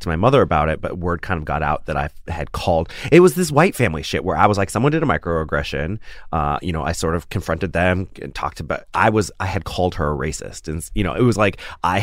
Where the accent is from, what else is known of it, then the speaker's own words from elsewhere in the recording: Washington, United States; also born or lived in Minnesota; where I grew up in Washington